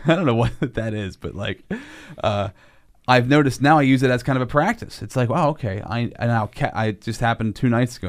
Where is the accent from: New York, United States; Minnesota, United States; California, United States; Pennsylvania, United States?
Pennsylvania, United States; Altoona; I'm from Altoona